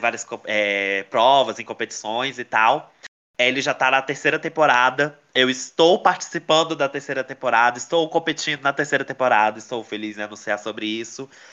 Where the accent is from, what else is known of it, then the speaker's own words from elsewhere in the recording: Brasília, Federal District, Brazil; tem aqui em Brasília, onde eu moro, que eu sou daqui de Brasília